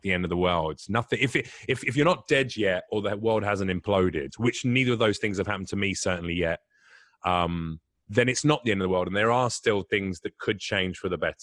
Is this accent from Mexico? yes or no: no; England, United Kingdom; moved away; I'm English